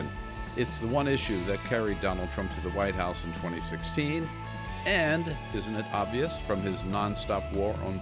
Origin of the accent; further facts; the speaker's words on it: California, United States; I'm from California